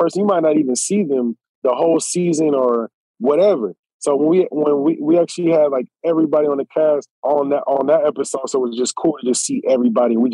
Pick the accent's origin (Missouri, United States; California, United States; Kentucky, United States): California, United States; Southern; I'm from Southern Cal